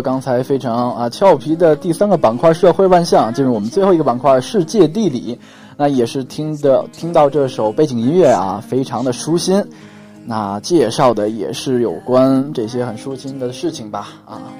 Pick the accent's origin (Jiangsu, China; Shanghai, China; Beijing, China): Beijing, China; 因为我是北京人嘛